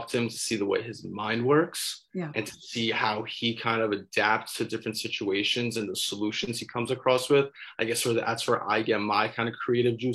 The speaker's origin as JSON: {"language": "English", "region": "New Jersey", "country": "United States", "tie": "born or raised there", "also_born_or_lived": "Brooklyn, New York", "said": "I am originally from Brooklyn, New York, but I moved out to North Jersey in the third grade. So I was raised up in North Jersey in the suburbs."}